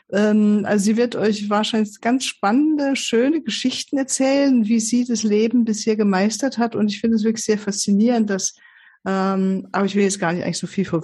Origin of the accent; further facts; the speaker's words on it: Switzerland; born there; also born or lived in Poland; Ähm, wie schon kurz gesagt, eben im, ich bin in der Schweiz